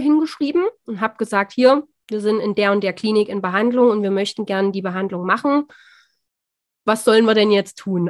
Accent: near the Saxon border, Thuringia, Germany; wir kommen aus Thüringen, ein bisschen hört man es vielleicht

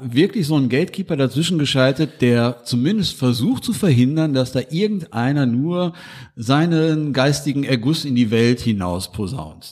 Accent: Duisburg, North Rhine-Westphalia, Germany; Ich komme ja aus Hamburg

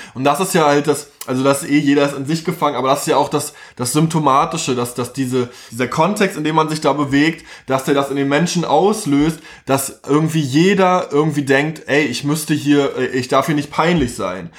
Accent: Chemnitz, Saxony, Germany; now in Berlin, Germany; ich bin halt Ostdeutscher.

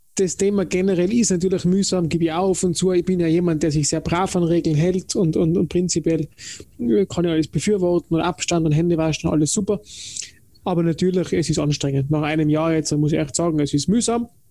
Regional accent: Tyrol, Austria; ich komme aus Tirol

